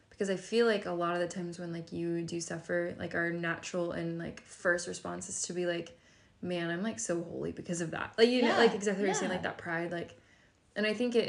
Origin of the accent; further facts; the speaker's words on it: Texas, United States; I'm so Texan